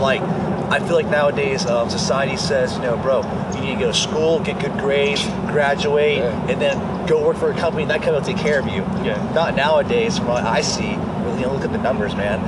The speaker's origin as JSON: {"language": "English", "region": "Arkansas", "country": "United States", "tie": "born or raised there", "said": "I'm actually here in Orlando, Florida, outside of my hometown, Arkansas"}